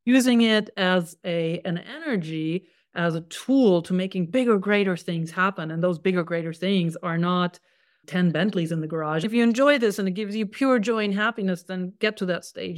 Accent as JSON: {"language": "English", "country": "Germany", "tie": "born or raised there", "said": "I was born in Germany, a country I love"}